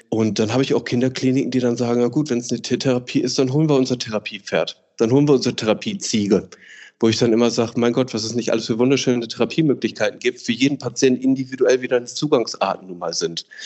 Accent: Ruhr area, North Rhine-Westphalia, Germany; ich fühle mich am wohlsten natürlich im Ruhrgebiet, da ich aus dem Ruhrgebiet komme und das einfach meine Wurzel und meine Heimat ist

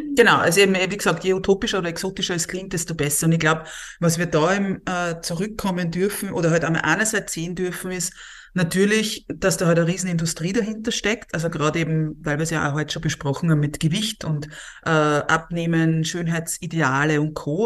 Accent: Austria; Bei uns in Österreich

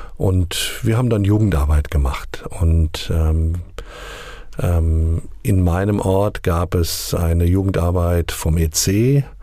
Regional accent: near Hanau, Southern Hesse, Germany; moved away as an adult; also born or lived in Sontra / Bebra; now in Asmushausen, Germany; Ich bin in Südhessen geboren, in der Nähe von Hanau

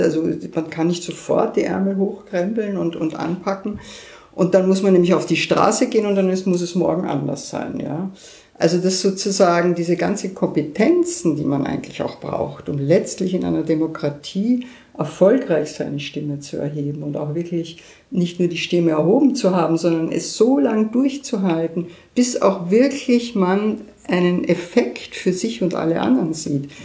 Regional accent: Austria; now in Berlin, Germany; als Österreicherin

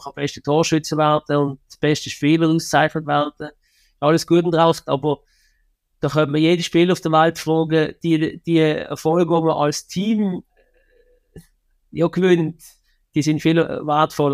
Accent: Switzerland

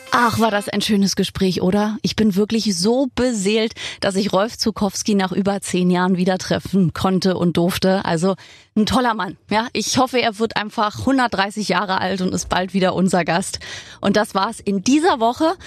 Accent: Berlin, Germany; ich bin in Berlin geboren, wohne immer noch hier

